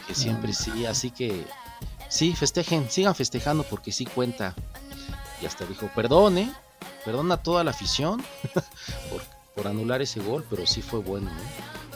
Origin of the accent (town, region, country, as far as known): Mexico